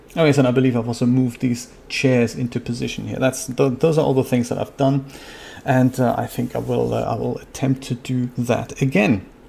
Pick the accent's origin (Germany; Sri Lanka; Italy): Germany; I'm from Germany